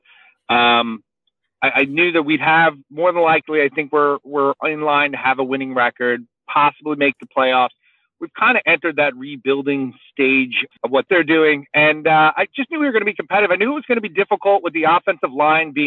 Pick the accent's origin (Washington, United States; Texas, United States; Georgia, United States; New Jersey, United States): New Jersey, United States; I grew up in New Jersey